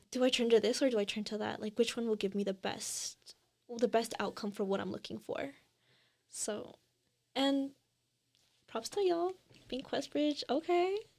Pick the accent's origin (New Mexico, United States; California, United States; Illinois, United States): Illinois, United States; Northlake; also born or lived in Elmhurst, Illinois